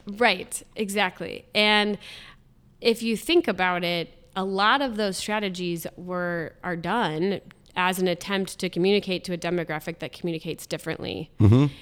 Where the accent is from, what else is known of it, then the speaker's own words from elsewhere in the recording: Columbus, Ohio, United States; I'm born and raised in Columbus, lived here all my life.